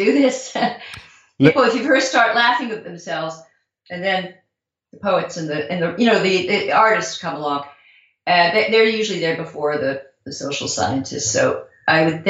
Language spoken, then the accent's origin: English; Southern California, United States; I'm from Southern California. I was a flower child, a protester, a hippie